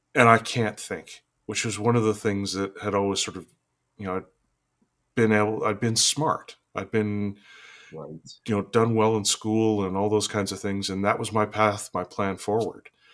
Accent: Fort St. John, British Columbia, Canada; I was born and raised in Fort St. John, which is this small town in northern British Columbia.

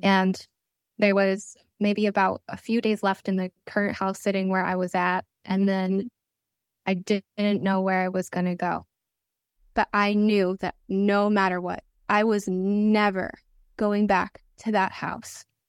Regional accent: Connecticut, United States; moved away as an adult; also born or lived in Italy; this was my hometown in Connecticut.

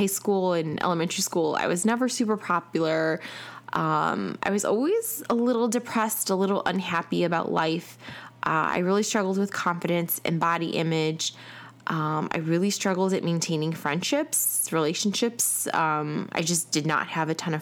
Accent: Chicago, Illinois, United States; now in Atlanta, United States

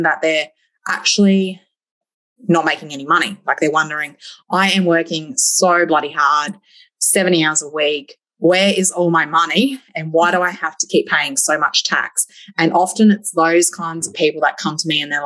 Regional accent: Gold Coast, Queensland, Australia; moved away as an adult; also born or lived in Windora, Queensland; now in Longreach, Australia; I'm originally from the Gold Coast. I born and bred Gold Coast girl

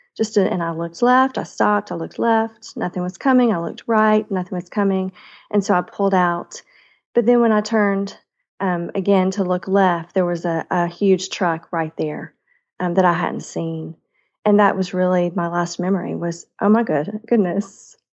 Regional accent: the South, United States; I am a Southerner at heart

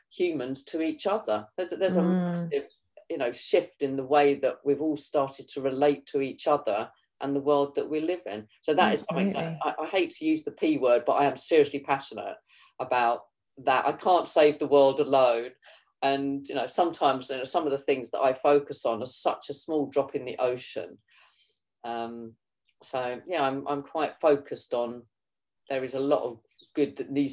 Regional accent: Kent, South East England, United Kingdom; This is where I was born and bred in Kent.

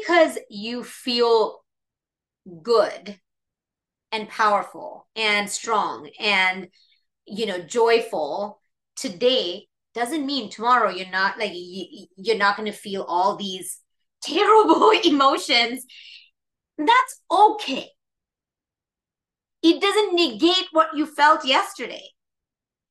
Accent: India; moved away; I grew up in India

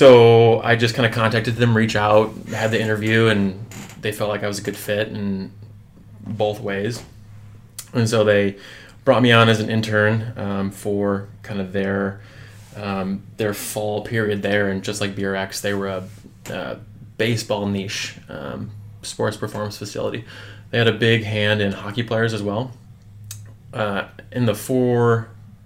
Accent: Michigan, United States; moved away as an adult; now in Milwaukee, United States; I'm originally coming from Michigan.

